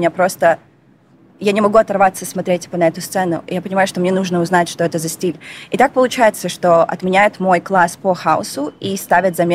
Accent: Astana, Kazakhstan; Yeah, born вот. and raised.

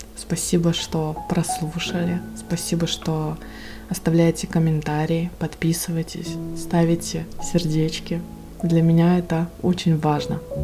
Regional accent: Russian Far East, Russia; я с Дальнего Востока

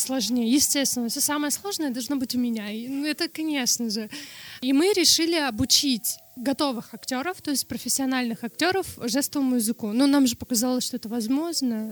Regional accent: Norilsk, Krasnoyarsk Krai, Russia; first language Russian Sign Language; Russian is a second language; когда я родилась в 94-м, там явно в Норильске технологий никаких не было

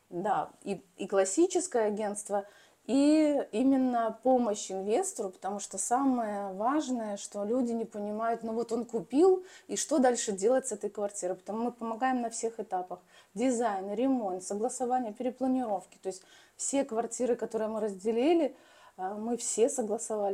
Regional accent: Belarus; moved away as an adult; now in Moscow, Russia; сама я родом из Беларуси

